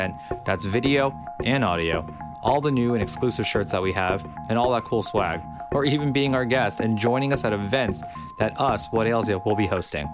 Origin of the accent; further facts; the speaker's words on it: Miami Beach, Florida, United States; I'm from Miami, you know, Miami Beach, born and raised